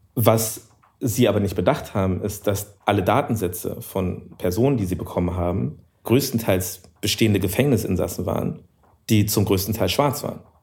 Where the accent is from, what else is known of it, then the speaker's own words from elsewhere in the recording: Germany; ich bin ja auch Deutscher